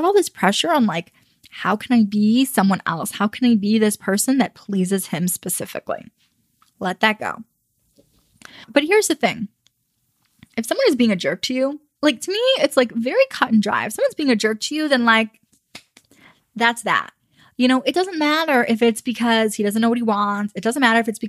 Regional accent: United States; I'm American.

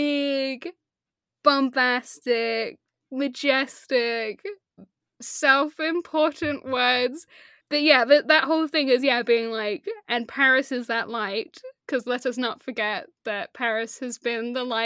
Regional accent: Leicester, East Midlands, United Kingdom; growing up in Leicester, I would have been a child, so I wouldn't have, like, thought about it.

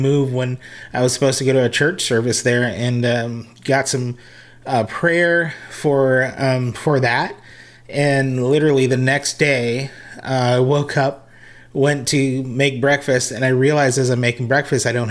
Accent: Hawaii, United States; moved away; also born or lived in Las Vegas, Nevada / Redding, California; I was originally from Hawaii and born and raised as a musician

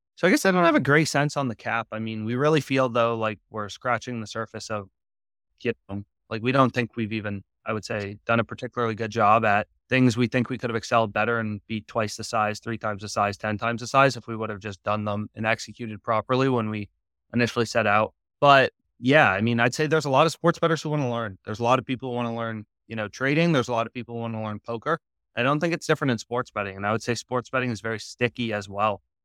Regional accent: Virginia, United States; moved away as an adult; also born or lived in Pennsylvania; I'm initially from Virginia, actually, as well as my co-founder, so we went to the same high school

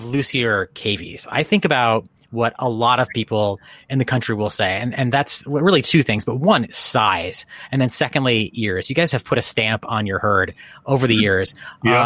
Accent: Connecticut, United States; I grew up in Connecticut

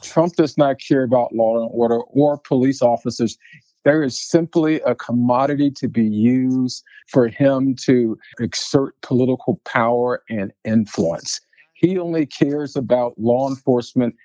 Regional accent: Washington, District of Columbia, United States; now in Colorado, United States; growing up in Southeast D.C.

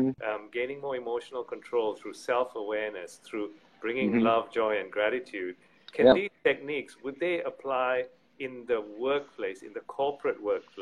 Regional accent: Malaysia; born there; also born or lived in United Kingdom / Australia; I was born in Malaysia, lived in UK and Australia.

